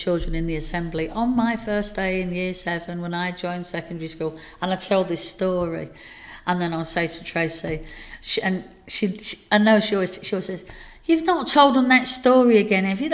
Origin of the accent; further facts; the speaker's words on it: Dagenham, London, United Kingdom; now in Burnley, United Kingdom; I moved away from Dagenham to Burnley